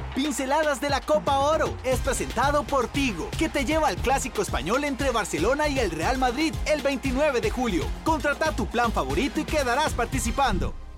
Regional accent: Costa Rica; ser uno tico

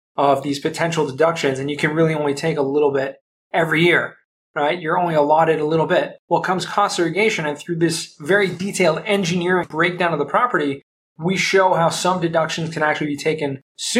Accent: Southern California, United States; moved away as an adult; also born or lived in Los Angeles / San Diego; now in Jerusalem, Israel; I grew up in Southern California, so I spent most of my days in LA and San Diego

